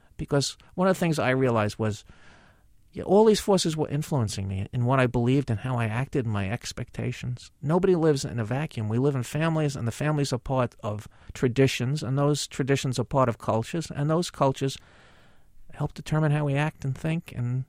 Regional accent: New York City, New York, United States; now in Hastings-on-Hudson, United States; that's the feeling I grew up with in the Bronx, so I thought I was lucky to be in the Bronx. I still think I was lucky to be born and raised and educated here

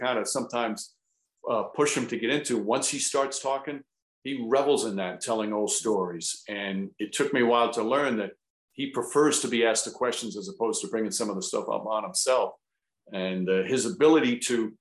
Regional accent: Yonkers, New York, United States; My mother still lives in the house that I grew up in Yonkers

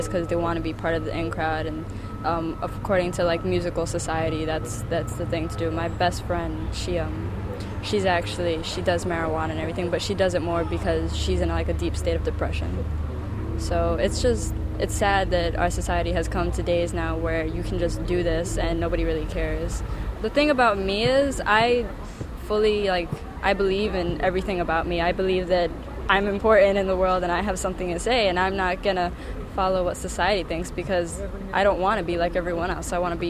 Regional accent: New York City, New York, United States; I'm from the Bronx. I go to Clinton High School, and I'm 17.

